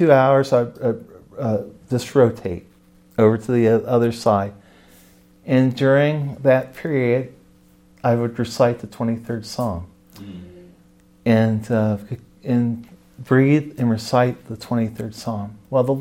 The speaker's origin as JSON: {"language": "English", "region": "Ohio", "country": "United States", "said": "I'm from Ohio, and I was in the Orthodox Presbyterian"}